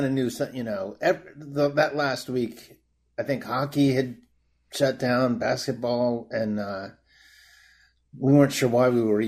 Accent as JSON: {"language": "English", "region": "New York", "country": "United States", "tie": "born or raised there", "said": "I grew up in New York"}